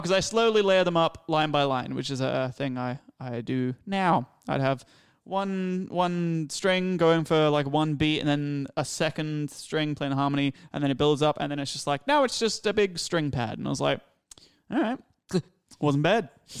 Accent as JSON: {"language": "English", "region": "England", "country": "United Kingdom", "said": "I came from England. I didn't speak it."}